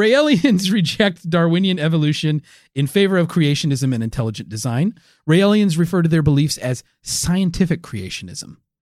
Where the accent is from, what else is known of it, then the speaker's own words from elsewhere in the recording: United States; I'm American